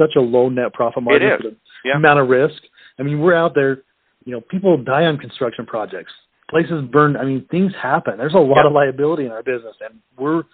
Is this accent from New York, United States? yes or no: no; Utah, United States; I grew up in Utah